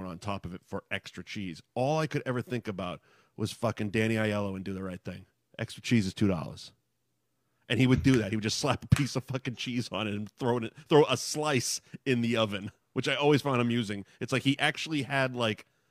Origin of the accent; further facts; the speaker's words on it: near Lynnfield, Massachusetts, United States; I grew up on Linfield House in Prince. I lived probably 10 minutes from Linfield House